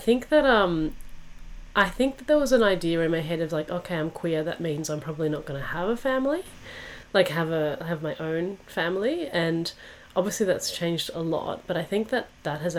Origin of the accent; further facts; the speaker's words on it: Perth, Western Australia, Australia; where I grew up in Perth